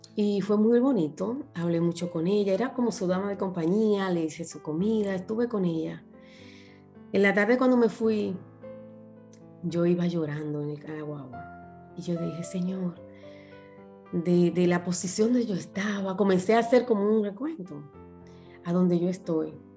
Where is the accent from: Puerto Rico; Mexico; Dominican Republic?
Dominican Republic; moved away as an adult; also born or lived in Punta Cana; yo trabajaba para el grupo Capcana, las que viven en mi país conocen